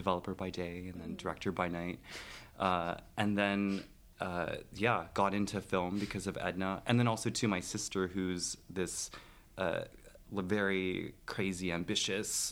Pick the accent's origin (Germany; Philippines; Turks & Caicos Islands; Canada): Canada; Toronto area, Ontario; moved away as an adult; now in New York, United States; I hail from Canada. So I'm up north, sort of in the Toronto area